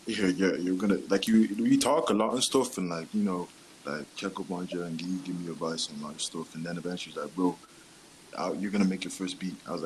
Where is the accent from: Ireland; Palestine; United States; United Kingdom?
Ireland; Dublin, Leinster; I'm from Dublin, like.